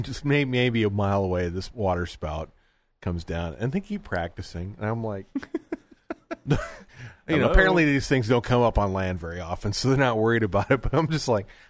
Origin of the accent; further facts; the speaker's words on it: Iowa, United States; also born or lived in Miami; I grew up in Iowa.